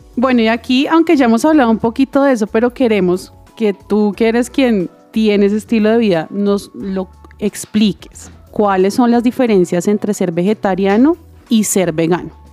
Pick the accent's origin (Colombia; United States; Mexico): Colombia; Bogotá; also born or lived in Santander; yo nací en Bogotá, pero toda mi familia es Santander